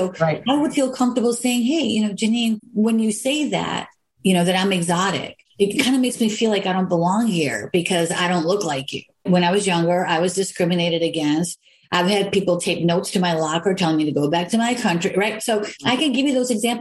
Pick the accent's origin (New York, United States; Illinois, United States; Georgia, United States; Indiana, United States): Illinois, United States; Chicago; I'm from here. I'm from Chicago.